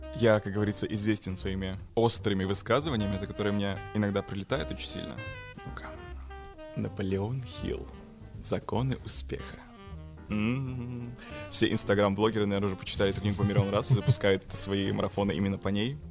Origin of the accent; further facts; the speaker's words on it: Yakutia, Sakha Republic, Russia; я из Якутии